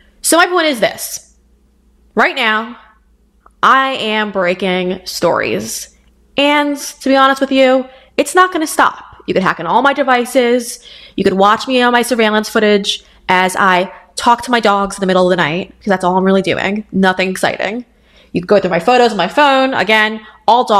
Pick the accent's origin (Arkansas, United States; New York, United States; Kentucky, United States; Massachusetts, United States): New York, United States; Huntington; I was raised in Huntington, New York with my six siblings.